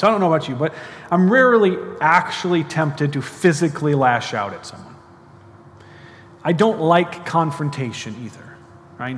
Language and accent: English; United States; I'm an American, so it means I speak one language, not that well